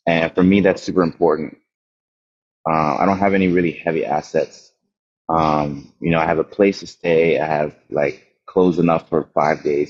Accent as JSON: {"language": "English", "town": "Windhoek", "region": "Khomas", "country": "Namibia", "tie": "born or raised there", "said": "I was born in Namibia, Windhoek, Namibia, in southern Africa, um, in '93."}